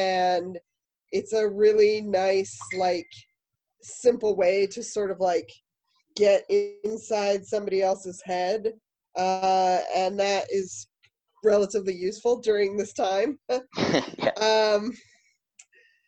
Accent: Denver, Colorado, United States; moved away; also born or lived in Lowell, Massachusetts; I'm originally from Denver

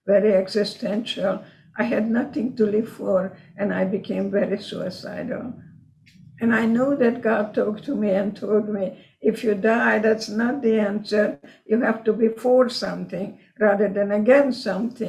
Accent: Košice, Košice Region, Slovakia; first language Hungarian; English is a second language; moved away as an adult; it was Czechoslovakia at that time, called Košice now, Kassa, Hungary, when I lived there

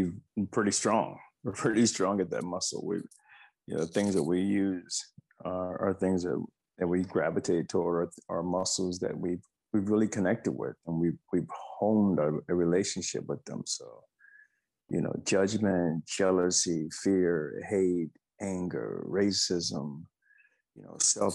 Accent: the South, United States; I'm from the South. You know, I grew up during segregation

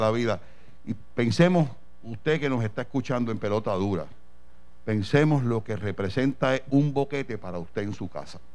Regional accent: Puerto Rico; lo que somos capaces los puertorriqueños

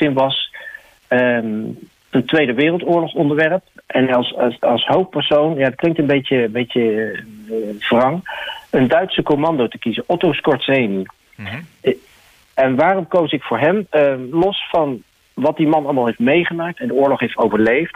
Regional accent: The Hague, South Holland, Netherlands; Ik kom zelf natuurlijk uit Den Haag.

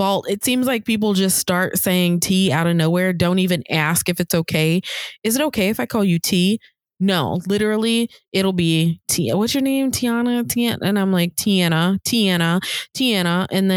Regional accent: Oklahoma, United States

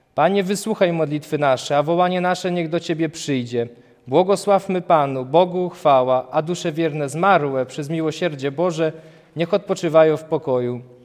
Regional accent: Kurpie, Poland; u nas na Kurpiach

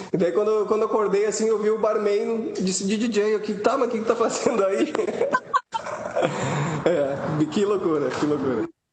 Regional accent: Rio Grande do Sul, Brazil; lá do Rio Grande do Sul, que sou gaúcho

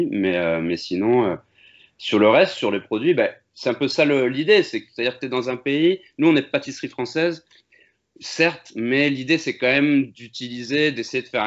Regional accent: Amiens, Hauts-de-France, France; now in Bordeaux, France; À la base, on est du Nord tous les deux. Moi, je viens d'Amiens et lui de Valenciennes. Mais euh, quand on était plus jeune, on a déménagé euh, dans le Sud

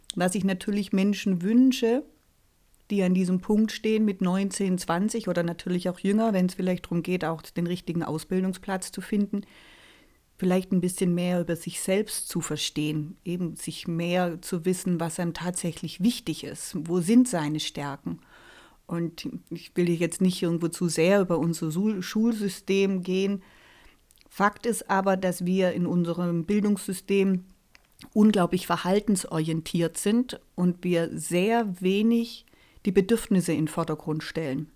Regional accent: near Reutlingen, Baden-Württemberg, Germany; also born or lived in Karlsruhe; ich komme hier aus der Nähe von Reutlingen äh, mich persönlich hat es dann doch irgendwie wieder nach Hause gezogen.

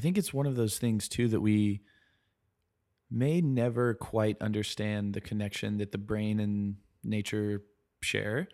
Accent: Columbia, South Carolina, United States; also born or lived in Raleigh, North Carolina; I grew up in Columbia, South Carolina. uh, which is the capital. Um, was born there

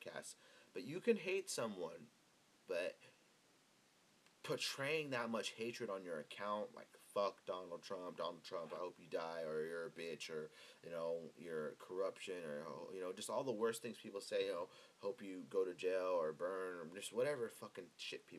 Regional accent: United States; as American citizens.

